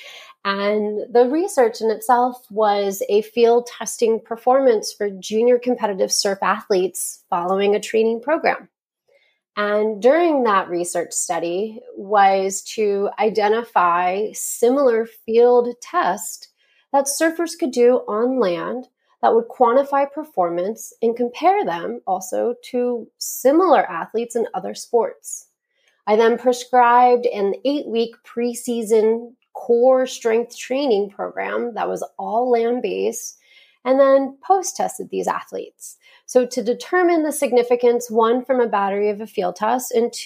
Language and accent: English; Maryland, United States; moved away as an adult; also born or lived in Kentucky; now in California, United States; growing up on the East Coast of the States in a small beach community in Maryland